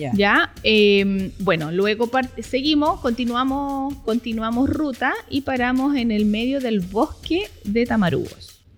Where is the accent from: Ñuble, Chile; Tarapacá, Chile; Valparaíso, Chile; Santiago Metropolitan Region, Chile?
Tarapacá, Chile; Iquique; somos psiquiqueñas, pero no conocemos nuestro lugar donde habitamos